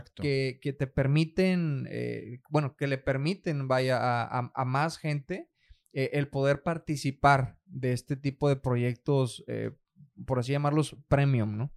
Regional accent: Nueva Rosita, Coahuila, Mexico; moved away; allá en mi, en mi rancho, hombre, de donde yo soy. Eh, yo soy de Nueva Rosita, Coahuila

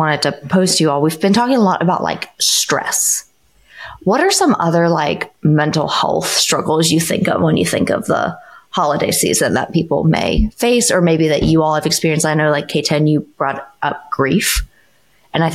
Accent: United States; we are all from the United States

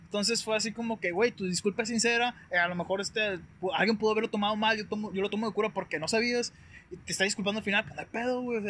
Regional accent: Guasave, Sinaloa, Mexico; also born or lived in Culiacán, Sinaloa / Sonora; yo soy de Guasave, me tocó vivir un tiempo en Culiacán

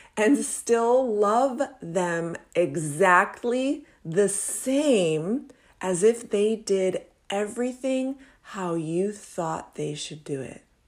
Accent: Anna Maria Island, Florida, United States; moved away; I grew up on Anna Maria Island in the seventies and eighties

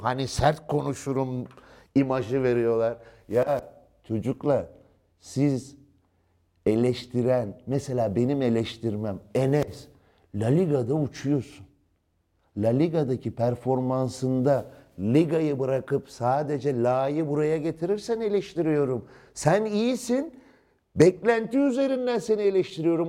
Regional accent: Turkey; Ben şahsen bir Türk olarak

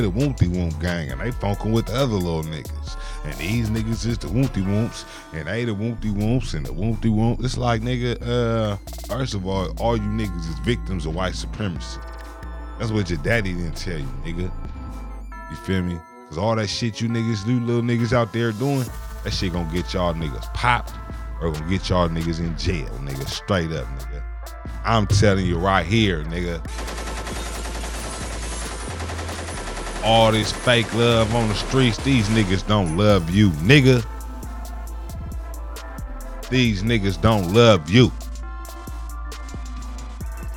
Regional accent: Oakland, California, United States; when I was growing up, right, I'm from the Bay, nigga. I'm from Oakland, California

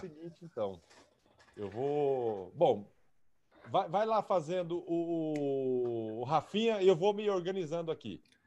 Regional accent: Araçatuba, São Paulo, Brazil; moved away as an adult; now in Lins, Brazil; Eu sou de Araçatuba

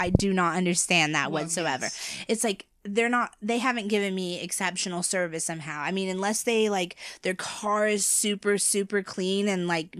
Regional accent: United States; Being American, I think that's weird. And on the billboards, too.

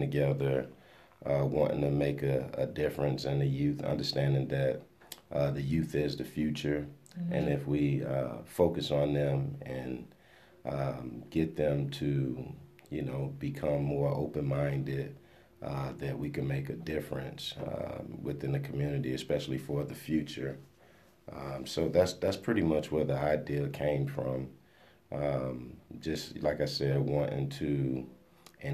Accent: Miami, Florida, United States; moved away as an adult; now in Topeka, United States; Born and raised in Miami, Florida. Came to Topeka, Kansas by way of a football scholarship to Washburn University.

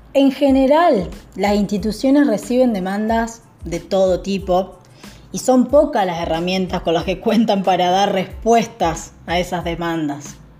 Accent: southern Entre Ríos, Argentina; now in Rosario, Argentina; soy del sur de Entre Ríos, pero vivo hace varios años en Rosario

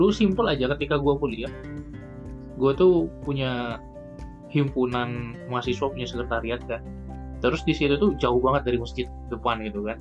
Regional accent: Medan, North Sumatra, Indonesia; gue Aceh memang dari kecil udah di Medan gitu jadi ya nggak ada bahasa daerah yang gua kuasai memang

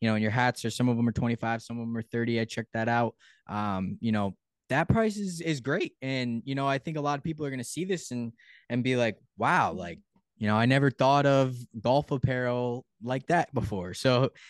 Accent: Connecticut, United States; I'm from Connecticut

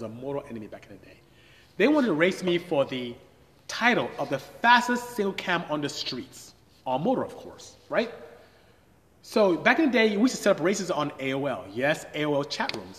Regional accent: Nigeria; moved away as an adult; I am Nigerian. I'm from West Africa. My tribe is Igbo. I speak Igbo fluently. And came here to study engineering and ended up staying

